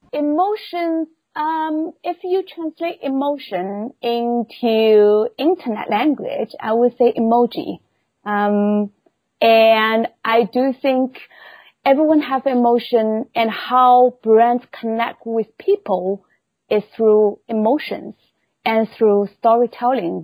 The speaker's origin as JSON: {"language": "English", "region": "Shanghai", "country": "China", "tie": "born or raised there", "moved": "yes", "said": "originally I was born in Shanghai of China."}